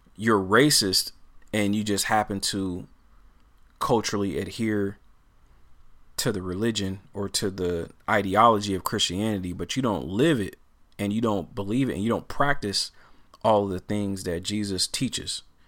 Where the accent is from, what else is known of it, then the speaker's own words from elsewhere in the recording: Portland, Oregon, United States; growing up in Portland